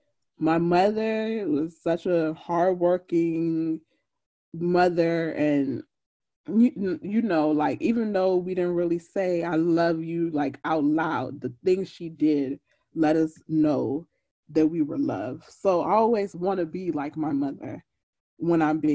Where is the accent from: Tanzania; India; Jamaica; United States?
Jamaica; I'm Jamaican